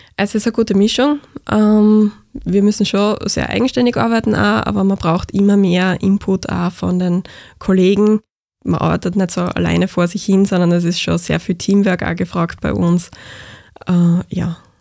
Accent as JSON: {"language": "German", "area": "Graz area", "region": "Styria", "country": "Austria", "said": "ich komme aus Graz Umgebung"}